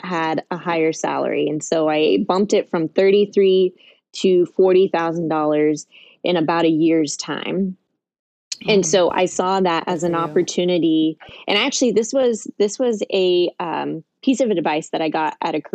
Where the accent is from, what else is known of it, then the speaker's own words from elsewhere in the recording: Kansas City, United States; I'm a Midwest millennial. I grew up in Kansas City